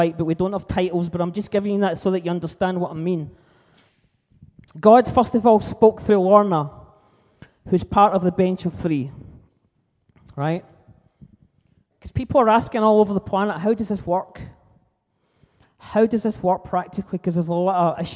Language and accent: English; south of Scotland, United Kingdom; in my hometown down the south of Scotland